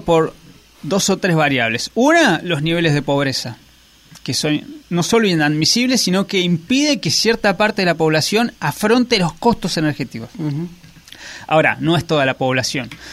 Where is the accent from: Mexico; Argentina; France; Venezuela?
Argentina